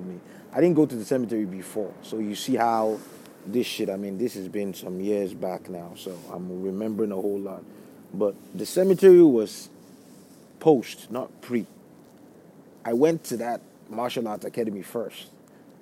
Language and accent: English; Lagos, Nigeria; moved away as an adult; also born or lived in Brooklyn, New York; now in United States; where I grew up in Lagos State in Nigeria